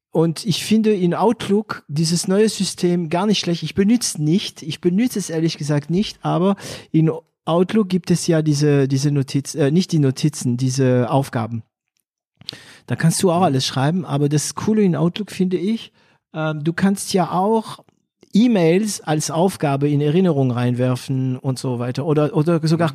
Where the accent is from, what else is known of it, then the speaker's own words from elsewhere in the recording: France; accent: French; German is a second language; moved away; ich als Franzose einen Akzent habe, der für Deutsche nicht so geeignet ist